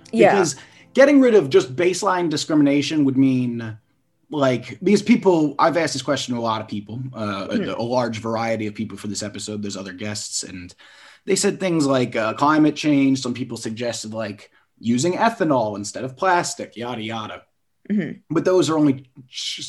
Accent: United States; as an American

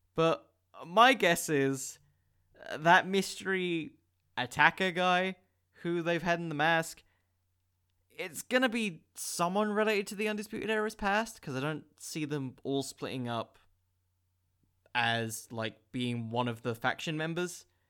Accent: England, United Kingdom; I'm from England

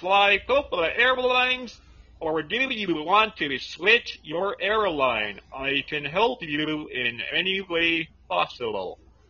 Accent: Massachusetts, United States; now in Ecuador; I'm from Mass too, but I live in Ecuador.

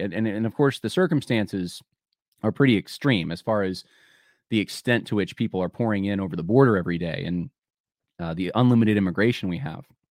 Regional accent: Los Angeles, California, United States; moved away; I'm originally from Los Angeles. That's where I was born

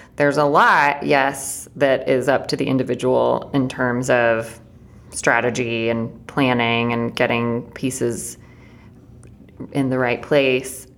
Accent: Chattanooga, Tennessee, United States; Blaze, Emily, and I all grew up in Chattanooga

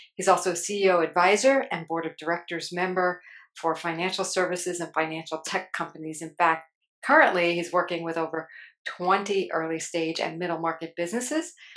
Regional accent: New Jersey, United States; I'm from Jersey too

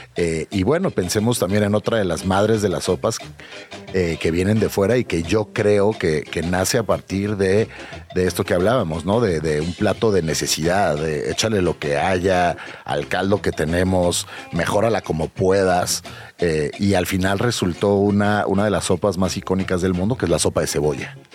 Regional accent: Mexico City, Mexico; como chilangos y como mexicanos

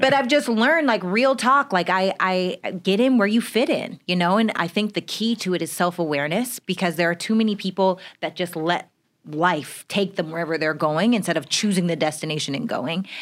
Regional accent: Regina, Saskatchewan, Canada; I'm from Regina, Saskatchewan, Canada

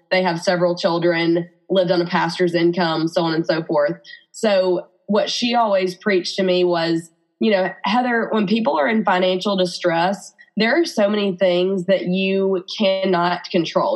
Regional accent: Birmingham, Alabama, United States; accent: Alabama; I'm married to my college sweetheart in Birmingham, Alabama, which you can probably hear in my accent

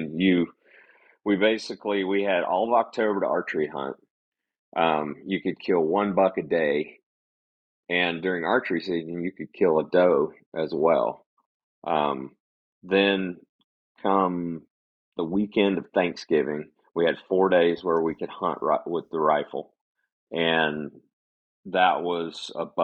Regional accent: Northwest Florida, United States; I was born and raised in Northwest Florida

